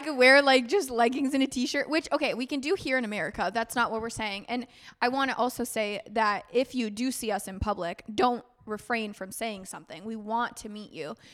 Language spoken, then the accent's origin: English; United States; As an American visiting